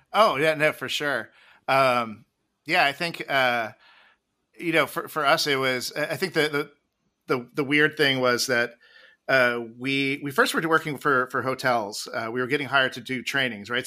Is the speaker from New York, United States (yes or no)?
no; Jersey Shore, New Jersey, United States; I grew up on the, on the Jersey Shore